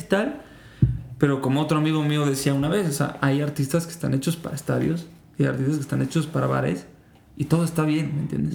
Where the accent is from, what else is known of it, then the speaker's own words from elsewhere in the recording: Mexico; Yo soy una persona que creció muchísimo escuchando, pues aquí en México